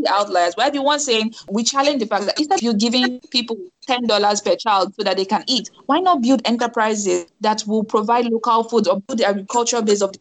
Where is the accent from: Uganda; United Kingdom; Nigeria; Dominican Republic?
Nigeria; moved away as an adult; Me being Nigerian